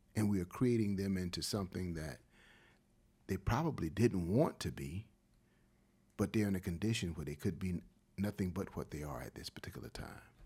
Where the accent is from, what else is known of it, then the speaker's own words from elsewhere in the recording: Wilmington, North Carolina, United States; moved away as an adult; also born or lived in Los Angeles / Durham / Columbus, Ohio; Wilmington, that's my hometown.